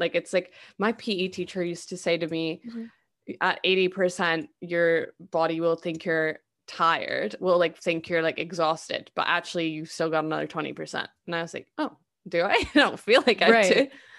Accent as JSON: {"language": "English", "country": "United Kingdom", "said": "Like I think we really need to lose that mindset as British people."}